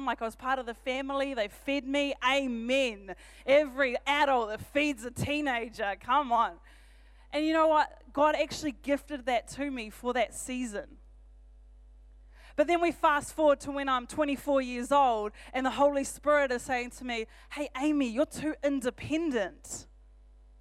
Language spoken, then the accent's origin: English; Auckland, New Zealand; now in Rotorua, New Zealand; I'm from Auckland originally.